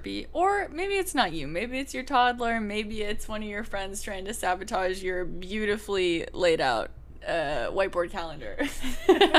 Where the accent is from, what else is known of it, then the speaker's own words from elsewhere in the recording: Seattle, Washington, United States; Two of my best friends from middle school that I grew up with in Seattle